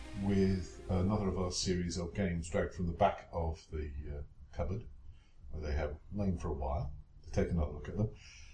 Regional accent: United Kingdom; Oh well, we're British, we're used to this.

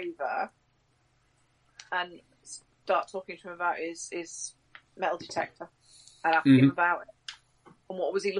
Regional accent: Southwark, London, United Kingdom; No, I'm from Southwark, mate. I'm not from around here.

